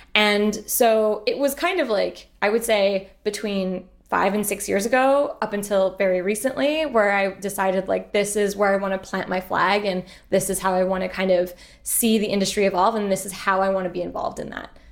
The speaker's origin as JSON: {"language": "English", "town": "Montreal", "region": "Quebec", "country": "Canada", "tie": "born or raised there", "also_born_or_lived": "United Kingdom", "said": "I'm originally from Montreal"}